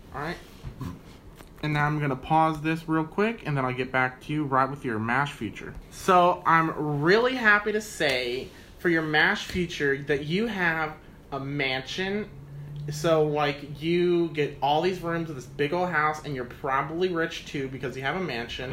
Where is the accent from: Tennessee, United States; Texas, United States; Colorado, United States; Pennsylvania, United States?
Texas, United States; Galveston; now in San Antonio, United States; I'm from Galveston